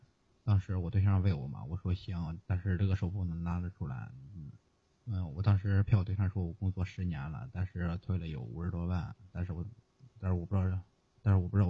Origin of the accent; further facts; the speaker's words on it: Hebei, China; now in Tianjin, China; 我是河北的，